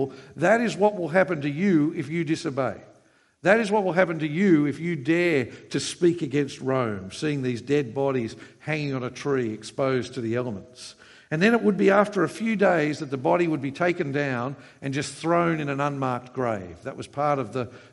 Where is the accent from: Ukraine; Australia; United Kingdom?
Australia; Queensland; I come from Queensland.